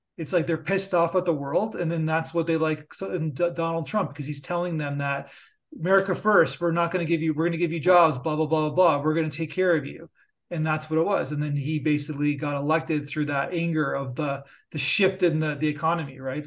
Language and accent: English; Niagara Falls, Ontario, Canada; moved away; also born or lived in United States; I'm, I'm Canadian, so I have a, and I, I, I have to, I have to admit, I lived in the United States. I went to school there. So I'm, I'm, I'm from Niagara Falls, so I'm a Border